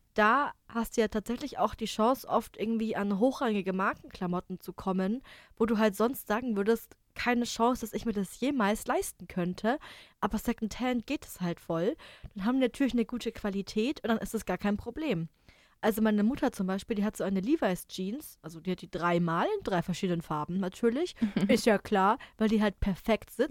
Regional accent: Germany; als Deutscher

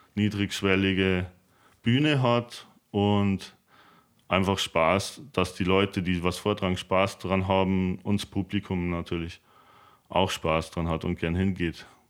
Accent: Himmelmau?, Bavaria, Germany; Ich bin aus Himau ursprünglich im westlichen Landkreis Regensburg

